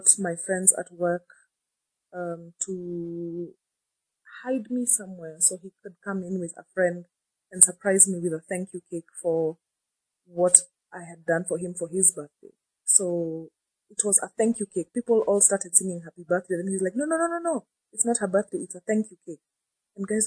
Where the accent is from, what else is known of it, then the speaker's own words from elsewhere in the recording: Nairobi, Kenya; I'm from Nairobi, Kenya